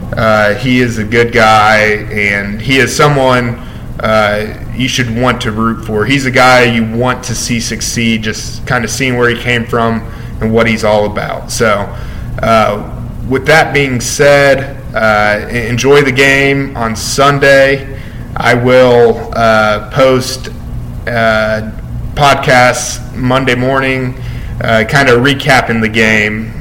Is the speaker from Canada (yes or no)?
no; Kansas City, United States; I'm from Kansas City myself